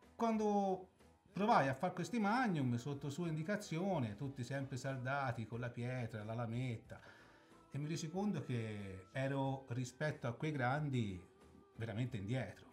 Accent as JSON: {"language": "Italian", "area": "Valdera, near Pontedera", "region": "Tuscany", "country": "Italy", "said": "sono un classe 73 e vengo dalla zona della Valdera, vicino a Pontedera"}